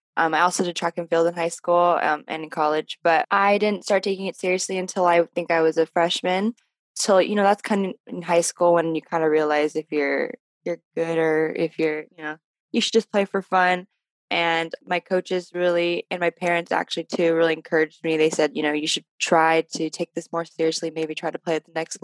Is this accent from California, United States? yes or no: yes; Southern California, United States; I also grew up in a very predominantly white area, but I was fortunate enough to be in Southern California